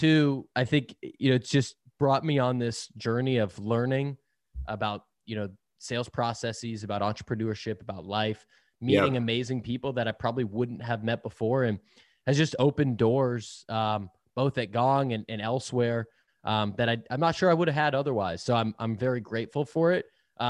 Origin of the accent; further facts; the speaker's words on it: Boston, Massachusetts, United States; now in San Francisco, United States; I am originally from Boston, living out in San Francisco.